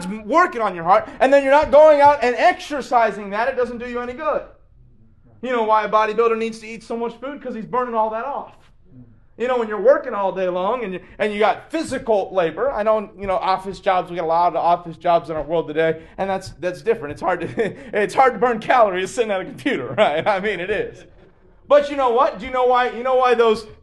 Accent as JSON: {"language": "English", "region": "Kentucky", "country": "United States", "said": "I'm from Kentucky"}